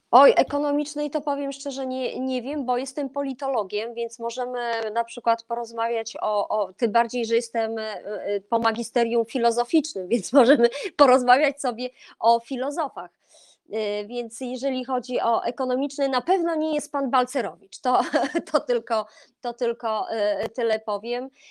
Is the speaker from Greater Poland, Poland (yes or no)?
no; Olsztyn, Warmian-Masurian Voivodeship, Poland; jestem z Warmii Mazur, jestem z Olsztyna